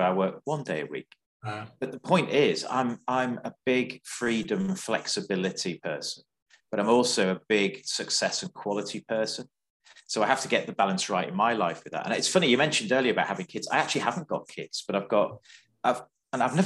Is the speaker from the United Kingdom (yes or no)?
yes; North West England, United Kingdom; moved away; I'm a Northerner as well, so I still keep in touch with some of my friends from the Wirral and Liverpool and Cheshire and stuff